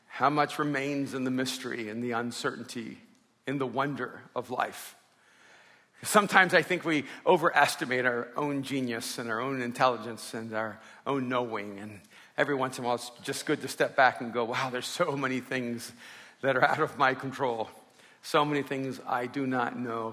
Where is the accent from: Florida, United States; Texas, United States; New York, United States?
Florida, United States; Miami; also born or lived in El Salvador; grew up in Miami when I came over from El Salvador